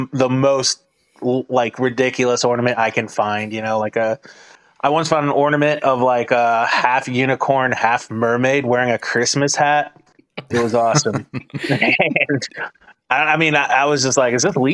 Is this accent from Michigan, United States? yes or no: yes; Michigan, United States; I grew up in Michigan